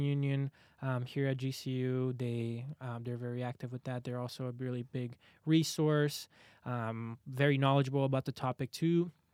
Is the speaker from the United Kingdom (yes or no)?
no; Brazil; now in Arizona, United States; I'm from Brazil